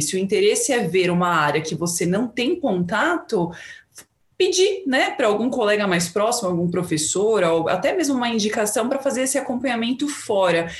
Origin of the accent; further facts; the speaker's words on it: São Paulo, Brazil; eu sou de São Paulo